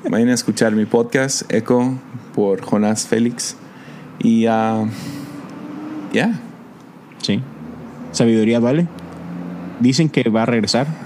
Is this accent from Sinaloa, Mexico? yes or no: yes; Mazatlán, Sinaloa, Mexico; Porque soy de Mazatlán.